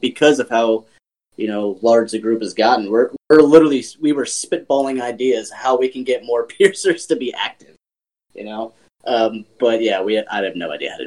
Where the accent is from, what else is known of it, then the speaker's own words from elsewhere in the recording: East Coast, United States; I'm from the East Coast